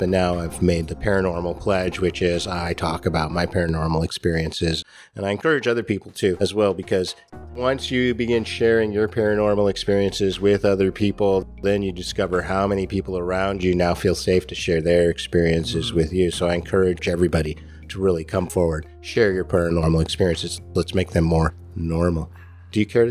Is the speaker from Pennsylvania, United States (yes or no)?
no; Novato, California, United States; also born or lived in San Francisco; now in Rogue Valley, United States; I was living in the North Bay. I was living in Novato growing up